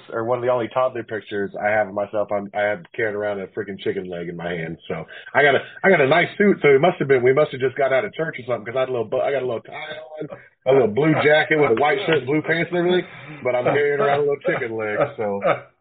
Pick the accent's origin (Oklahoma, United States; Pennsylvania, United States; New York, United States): Oklahoma, United States; Henryetta; I was born in Henrietta, Oklahoma. I didn't live there. We lived in a when I was born, we lived out in the country